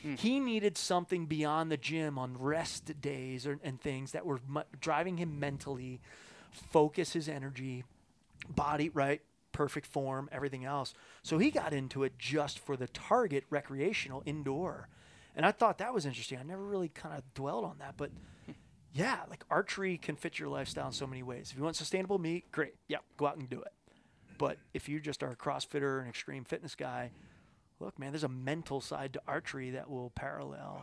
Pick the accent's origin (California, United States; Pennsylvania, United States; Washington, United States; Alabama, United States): Pennsylvania, United States; Philadelphia; now in Colorado, United States; growing up in Philly, uh, going to the Jersey Shore is like a shore rat all summer long